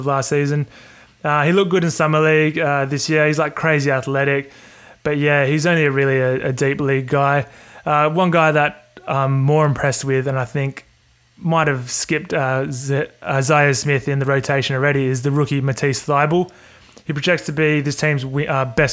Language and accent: English; Australia; I'm from Australia, and we use like kilograms down here